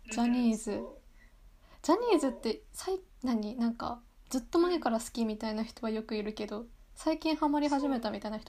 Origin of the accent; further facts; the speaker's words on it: Yamagata, Japan; 私の出身地山形県の方言で聞いてくださいの意味です